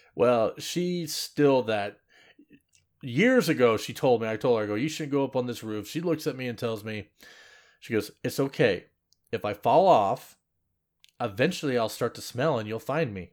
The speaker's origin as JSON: {"language": "English", "town": "Seattle", "region": "Washington", "country": "United States", "said": "I'm from Seattle, as in, like, the airport area"}